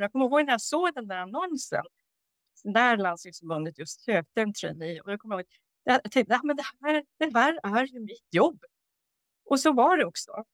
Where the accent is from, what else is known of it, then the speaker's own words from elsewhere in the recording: Norrbotten County, Sweden; moved away as an adult; also born or lived in Uppsala / Stockholm; jag då flyttade från Norrbotten där jag är uppvuxen